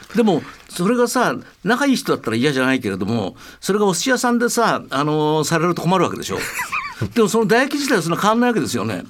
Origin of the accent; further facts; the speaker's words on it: Tokyo, Japan; 僕東京生まれ